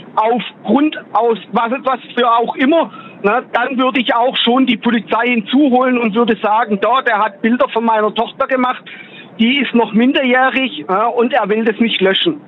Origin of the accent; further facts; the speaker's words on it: Gladbeck, North Rhine-Westphalia, Germany; Aus Nordrhein-Westfalen, aus Gladbeck.